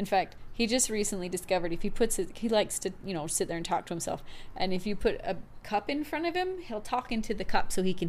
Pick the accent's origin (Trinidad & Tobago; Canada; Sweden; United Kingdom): Trinidad & Tobago; now in Dayton, United States; Rico, fun fact, I'm originally from Trinidad and Tobago. I live in Dayton, Ohio